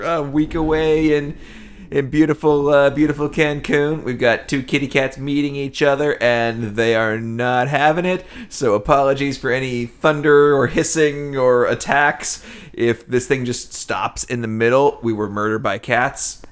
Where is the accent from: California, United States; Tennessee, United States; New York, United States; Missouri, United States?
Tennessee, United States; Nashville; also born or lived in Cleveland; we grew up in Nashville.